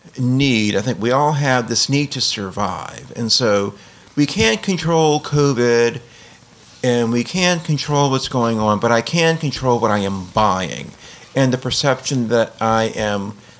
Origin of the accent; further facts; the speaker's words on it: New Orleans, Louisiana, United States; But, you know, I guess I come from New Orleans, and so this is the sort of thing we see during a hurricane.